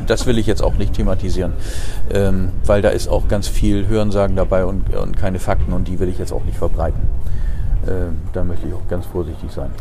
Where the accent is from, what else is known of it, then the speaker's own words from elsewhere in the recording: Bremerhaven, Bremen, Germany; also born or lived in Harz, Lower Saxony; ich bin in Bremerhaven aufgewachsen.